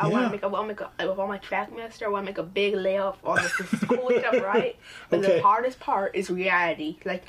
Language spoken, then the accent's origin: English; Washington, District of Columbia, United States; I'm from Washington, D.C.